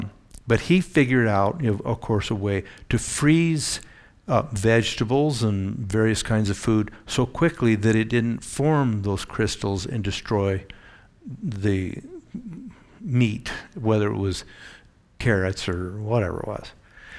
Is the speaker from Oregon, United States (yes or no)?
yes; Eugene, Oregon, United States; But we'd go down to a place on the Oregon coast where a doctor in our church that I grew up in Eugene, had a big cabin there.